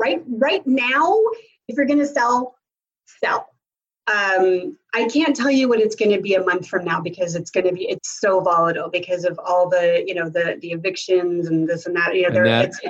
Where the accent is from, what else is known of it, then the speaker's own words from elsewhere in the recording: Tulsa, Oklahoma, United States; You know, I'm from Tulsa.